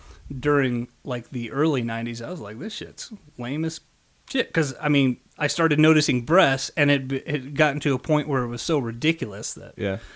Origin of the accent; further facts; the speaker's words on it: Las Vegas, Nevada, United States; also born or lived in England; But raised in Las Vegas.